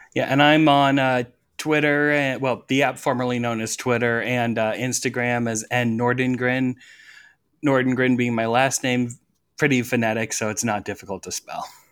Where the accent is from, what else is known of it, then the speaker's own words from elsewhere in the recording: Iowa, United States; I'm from Iowa